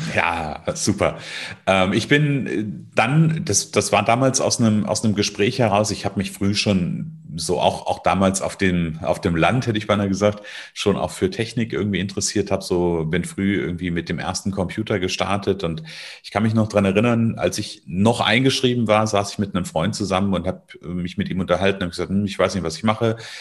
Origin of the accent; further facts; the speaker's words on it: Northern Hesse, Germany; Ich bin aufgewachsen in Nordhessen, also ich wohne ja auch heute immer noch in Nordhessen in der Nähe von Kassel